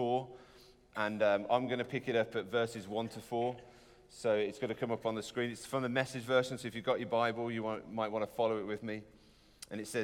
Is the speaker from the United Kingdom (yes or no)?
yes; United Kingdom; we're British